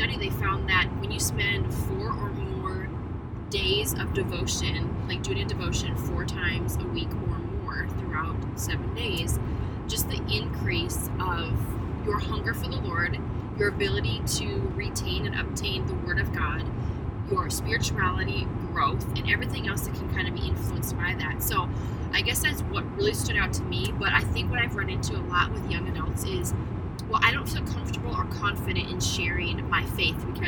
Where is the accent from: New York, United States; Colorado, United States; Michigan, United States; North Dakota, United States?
North Dakota, United States; moved away; We are back in my home state.